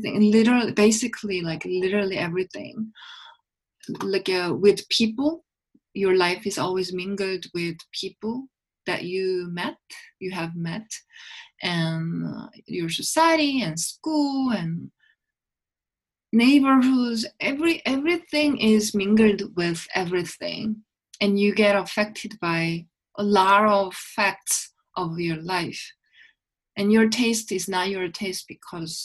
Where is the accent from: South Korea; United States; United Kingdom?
South Korea; Seoul; I grew up in Seoul and I still live in Seoul